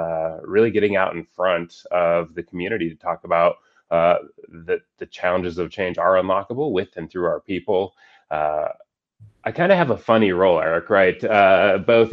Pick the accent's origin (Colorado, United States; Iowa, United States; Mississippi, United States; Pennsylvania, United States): Colorado, United States; also born or lived in Boston; I was born and raised in Colorado